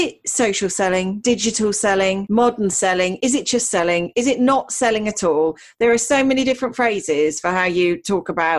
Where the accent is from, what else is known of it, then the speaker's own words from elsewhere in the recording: United Kingdom; us Brits